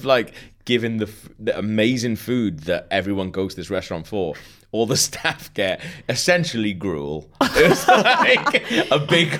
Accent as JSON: {"language": "English", "country": "United Kingdom", "said": "we're British."}